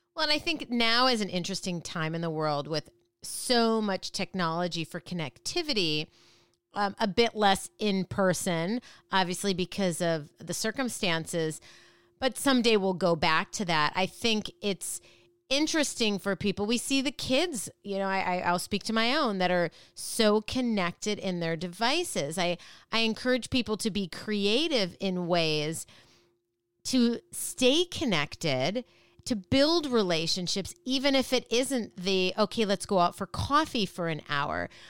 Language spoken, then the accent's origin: English; Minneapolis, Minnesota, United States; I grew up in Minneapolis